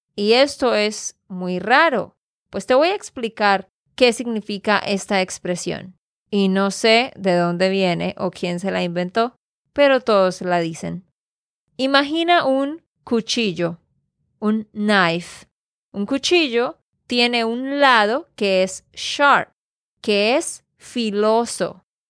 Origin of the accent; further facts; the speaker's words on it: Santander, Colombia; de Santander, Colombia